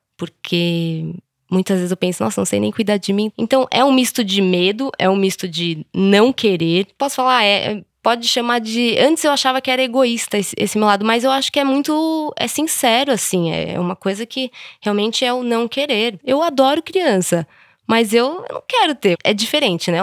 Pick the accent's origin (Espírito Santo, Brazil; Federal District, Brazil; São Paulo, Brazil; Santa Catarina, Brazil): São Paulo, Brazil; Eu sou de São Paulo mesmo, capital